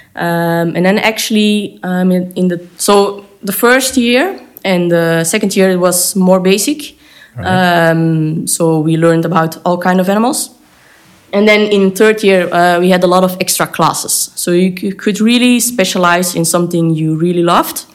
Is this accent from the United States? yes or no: no; Belgium; I live in Belgium. I grew up in Belgium, but I work in the Netherlands.